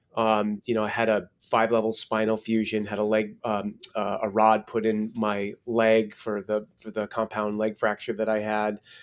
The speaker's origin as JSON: {"language": "English", "region": "Connecticut", "country": "United States", "tie": "born or raised there", "moved": "yes", "lives_now": "West Coast, United States", "said": "I grew up in Connecticut, and I've been back here with family."}